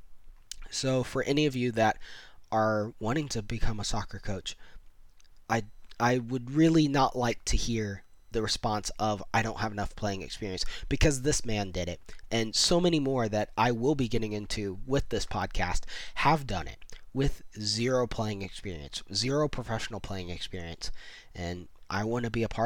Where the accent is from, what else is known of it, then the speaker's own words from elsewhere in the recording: Central Florida, United States; also born or lived in West Virginia / Tallahassee; I've since moved back to Central Florida, where I grew up